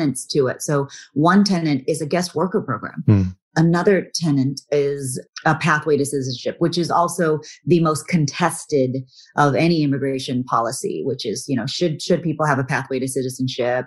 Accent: Corpus Christi, Texas, United States; growing up as a Texan, we're raised as being Texans first

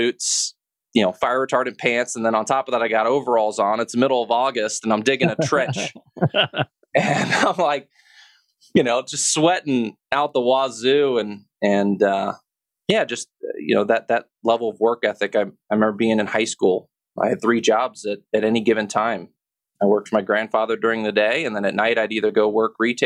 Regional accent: Cincinnati, Ohio, United States; also born or lived in Midland, Michigan / Houston, Texas; And that's really where I kind of grew up, is in Cincinnati, Ohio.

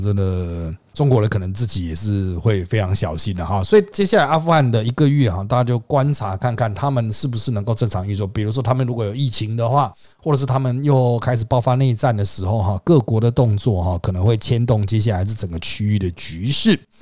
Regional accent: Taiwan; 我们台湾人

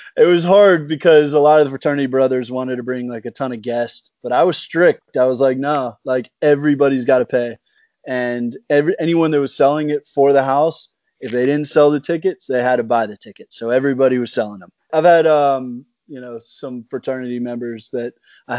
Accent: Atlanta, Georgia, United States; moved away as an adult; also born or lived in Indiana; being from Atlanta

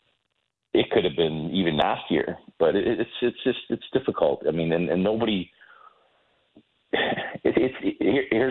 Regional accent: Toronto, Ontario, Canada; moved away; growing up in Toronto

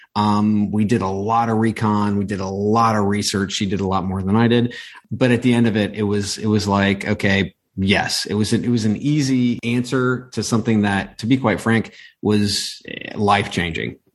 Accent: Ohio, United States; I grew up in in Ohio. Everything is mm-hmm. football mm. in Ohio

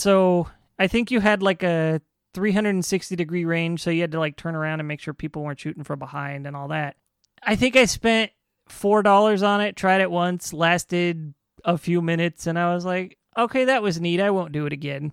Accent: Riverside, California, United States; where I grew up in Riverside

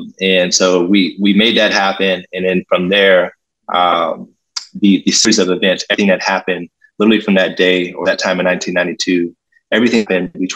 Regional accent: Pittsburgh, Pennsylvania, United States; I'm originally from Pittsburgh, Pennsylvania, born and raised

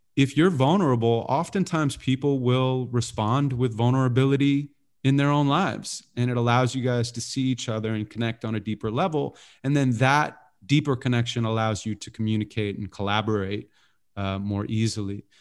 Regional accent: Santa Monica, California, United States; I was born and raised in Santa Monica

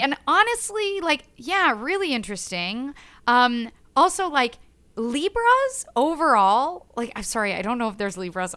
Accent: Ottawa, Ontario, Canada; first language French; English is a second language; moved away as an adult; also born or lived in Montreal; now in Toronto, Canada; French is my first language. I was born in Montreal, right. grew up in Ottawa.

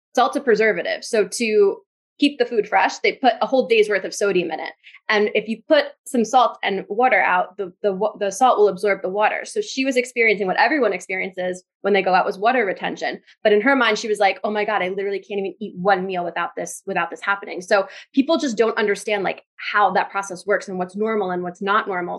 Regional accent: New Jersey, United States; I'm from Jersey

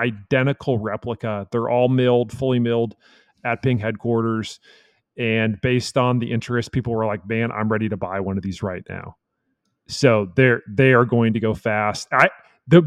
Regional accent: Texas, United States; as a Texan

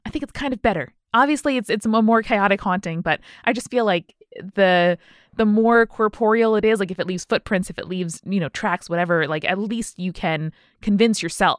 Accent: United Kingdom; Being British, I decided the best course of action was to apologize

